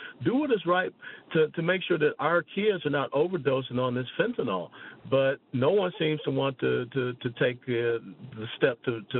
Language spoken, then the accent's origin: English; Atlanta, Georgia, United States; I was born and raised in Atlanta, and I used to sell Cokes at the old Fulton County Stadium for the Atlanta Braves.